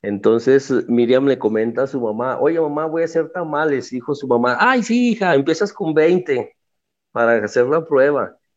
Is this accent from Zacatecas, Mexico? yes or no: yes; Guadalupe, Zacatecas, Mexico; yo soy originario de Guadalupe, Zacatecas